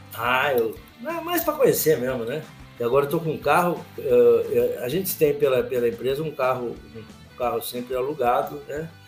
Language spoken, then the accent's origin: Portuguese; Campinas, São Paulo, Brazil; eu sou campineiro, tenho 69 anos de idade